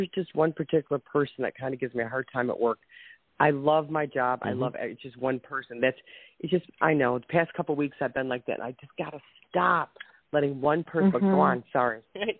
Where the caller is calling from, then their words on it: Ohio, United States; I'm from